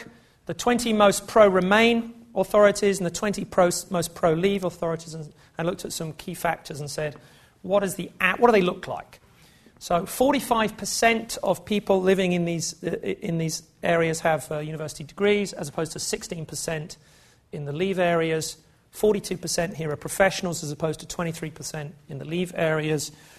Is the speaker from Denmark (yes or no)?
no; England, United Kingdom; It's interesting because I think of myself as English and not British, so when I saw this it was quite interesting to me.